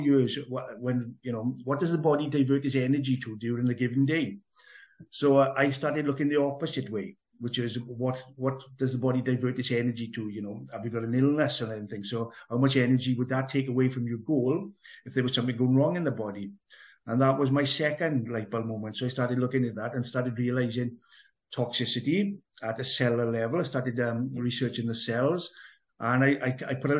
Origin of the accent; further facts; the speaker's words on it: Merthyr Tydfil, Wales, United Kingdom; accent: Welsh; as a young boy, growing up in Merthyr Tydfil, which was quite an adventurous town to grow up